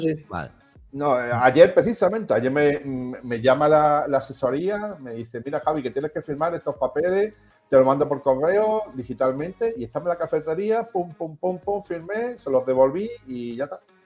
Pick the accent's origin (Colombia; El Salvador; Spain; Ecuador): Spain; Melilla; yo soy de Melilla.